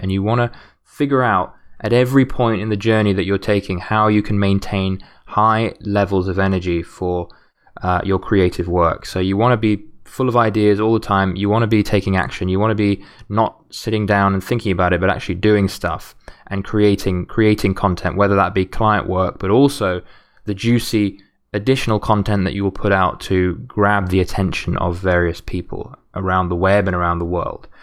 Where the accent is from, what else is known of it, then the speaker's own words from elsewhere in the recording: United Kingdom; as a Brit